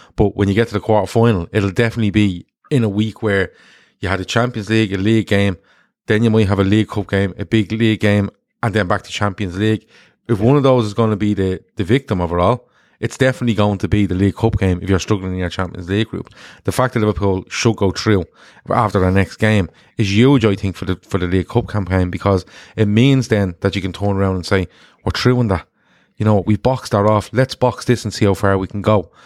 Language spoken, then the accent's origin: English; Ireland; I'm an Irish man